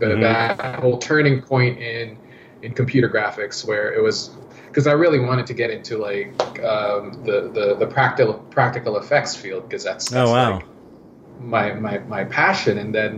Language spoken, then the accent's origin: English; Canada; English is a second language; also born or lived in Philippines; So about like 11, when I was 11, my family, mom, dad and sister and I went to Canada.